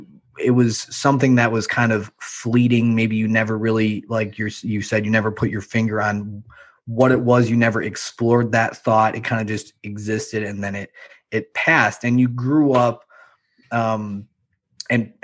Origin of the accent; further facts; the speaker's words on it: Chicago, Illinois, United States; I'm from Chicago